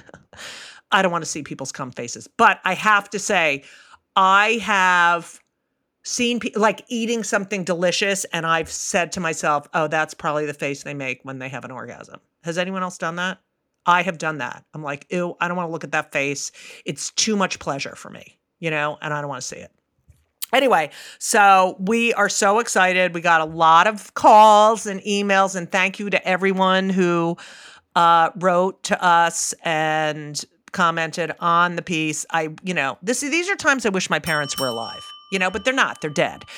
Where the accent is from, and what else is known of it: New Jersey, United States